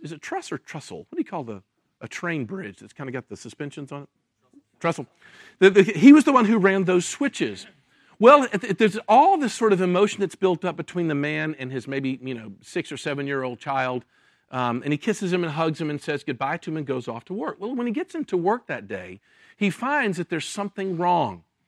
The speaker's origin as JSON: {"language": "English", "town": "Memphis", "region": "Tennessee", "country": "United States", "tie": "born or raised there", "also_born_or_lived": "Jackson, Mississippi", "moved": "as an adult", "said": "I was born in Memphis, Tennessee, uh, was raised and went to high school, uh, there"}